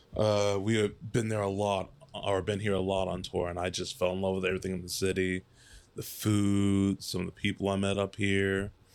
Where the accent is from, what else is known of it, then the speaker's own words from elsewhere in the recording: Dallas, Texas, United States; moved away; also born or lived in Addison / Garland / Plano / McKinney; So I grew up in Dallas originally